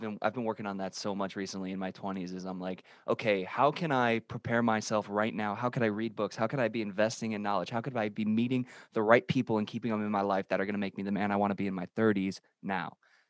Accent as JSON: {"language": "English", "region": "Illinois", "country": "United States", "said": "I'm from Illinois. We're right outside of the city of Chicago."}